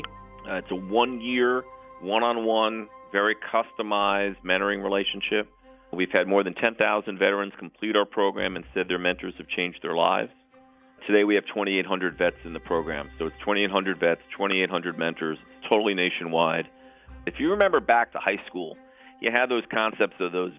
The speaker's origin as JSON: {"language": "English", "region": "New York", "country": "United States", "tie": "born or raised there", "said": "I was born in New York"}